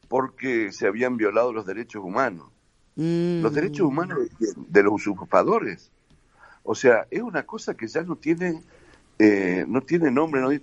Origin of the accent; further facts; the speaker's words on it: Patagonia, Argentina; Acordate que soy patagónico.